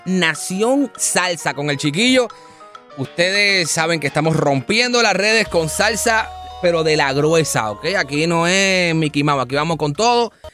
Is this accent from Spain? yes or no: no; Puerto Rico; moved away as an adult; now in Miami, United States; yo soy de Puerto Rico, entonces yo me crié y yo crecí allá